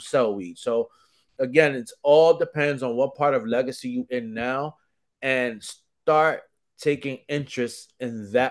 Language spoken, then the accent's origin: English; New York City, New York, United States; also born or lived in Dominican Republic (parents); I'm New York to the death of me